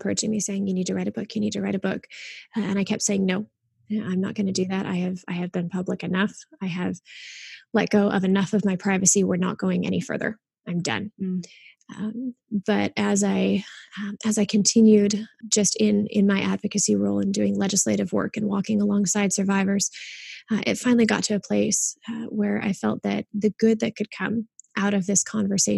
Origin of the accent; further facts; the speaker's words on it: Kalamazoo, Michigan, United States; I was born and raised in Kalamazoo, Michigan